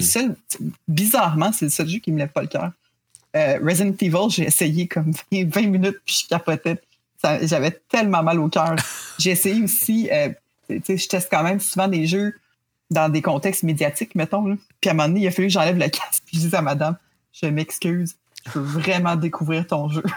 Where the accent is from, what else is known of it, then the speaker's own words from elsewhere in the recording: Quebec, Canada; on est québécois